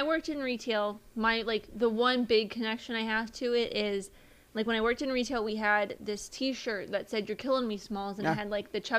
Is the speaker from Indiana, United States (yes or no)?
yes; Indiana, United States; I am considered a Hoosier because I'm from Indiana.